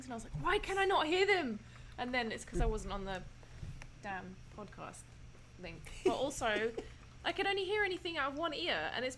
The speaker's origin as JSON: {"language": "English", "country": "United Kingdom", "moved": "as an adult", "lives_now": "United States", "said": "I'm British"}